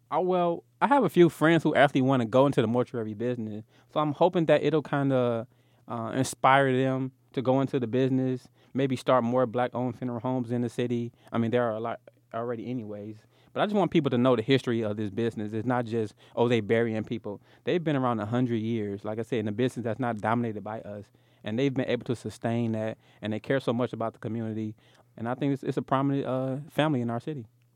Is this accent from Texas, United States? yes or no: no; Detroit, Michigan, United States; I'm from the East Side. I love the East Side. Always talking about the East Side. Uh, attended King High School